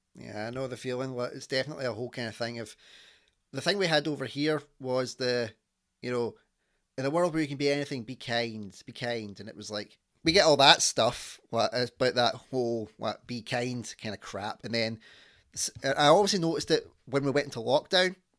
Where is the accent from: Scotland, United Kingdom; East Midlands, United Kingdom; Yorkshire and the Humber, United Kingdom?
Scotland, United Kingdom; accent: Scottish; my accent from Scotland